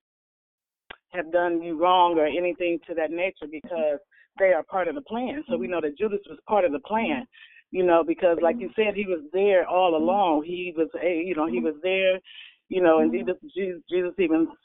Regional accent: Illinois, United States; moved away as an adult; now in California, United States; I'm in California temporarily through job, but I'm actually from Illinois

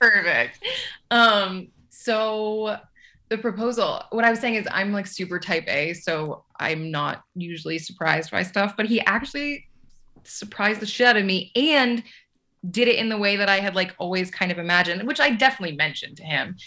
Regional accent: Los Angeles, California, United States; moved away as an adult; also born or lived in New York / New Orleans / Colorado; I grew up

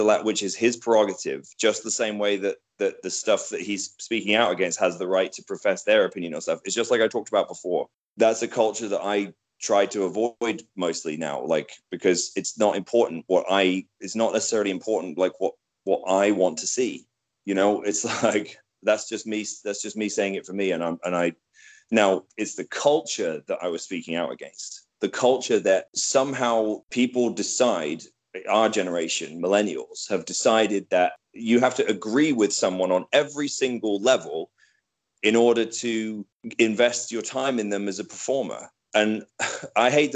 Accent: United Kingdom; I'm British

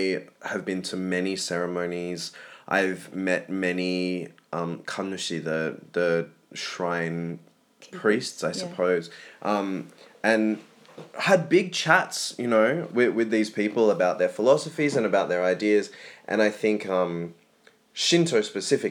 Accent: Australia; now in Sydney, Australia; I mean, we're both Australian, but you're first generation. I'm sixth generation. You grew up on the coast. I grew up in the bush.

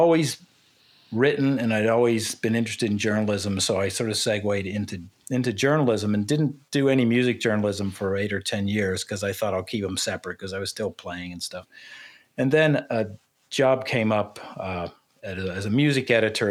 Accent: Cincinnati, Ohio, United States; moved away as an adult; also born or lived in London; I grew up in Cincinnati

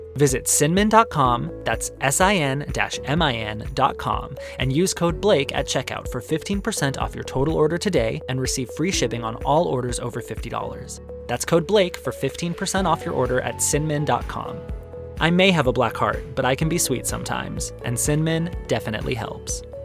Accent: Arizona, United States; growing up in Arizona

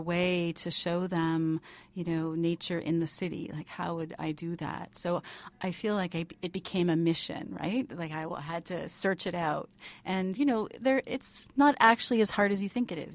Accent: Vancouver, British Columbia, Canada; moved away as an adult; now in Toronto, Canada; so I grew up in Vancouver, um, kinda outside Vancouver

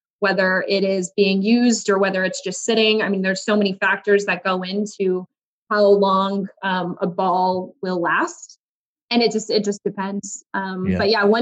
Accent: New Mexico, United States; I grew up in New Mexico

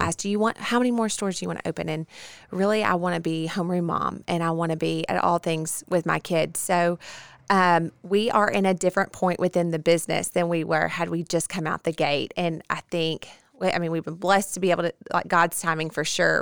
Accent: Bossier City, Louisiana, United States; born and bred in Bossier City

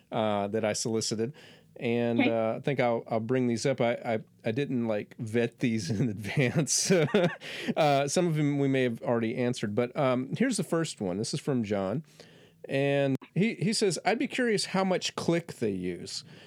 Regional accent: Florida, United States; moved away; I'm from Florida

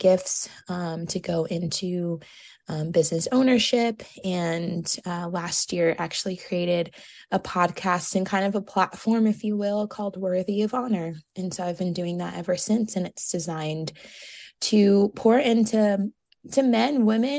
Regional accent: New York, United States; moved away as an adult; now in South Carolina, United States; I'm originally from New York

